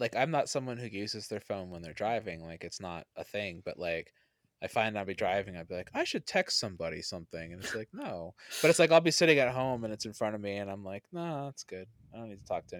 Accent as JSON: {"language": "English", "country": "Canada", "said": "I'm not from Florida. I'm from Canada."}